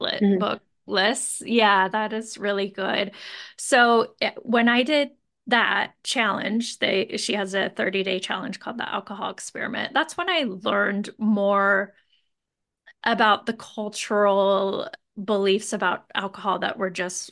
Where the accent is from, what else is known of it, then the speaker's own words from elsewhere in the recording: Moscow, Idaho, United States; now in Boise, United States; I grew up in Moscow and I went to U